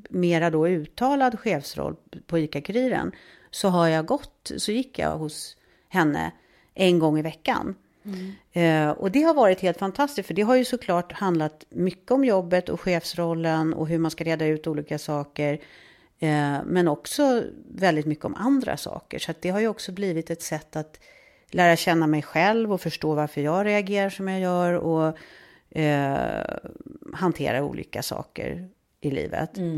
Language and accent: Swedish; Stockholm, Stockholm County, Sweden; Ja, jag växte upp i Stockholm.